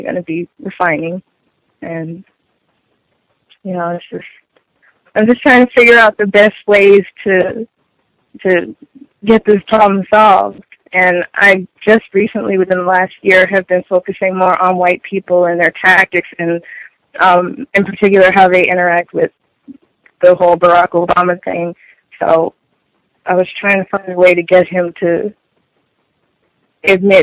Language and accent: English; St. Petersburg, Florida, United States; I'm from St. Petersburg, Florida.